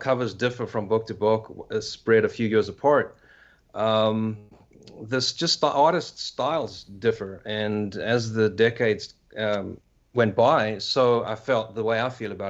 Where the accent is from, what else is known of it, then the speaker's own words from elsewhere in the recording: South Africa; moved away as an adult; I'm from South Africa, so I was still in South Africa at this time.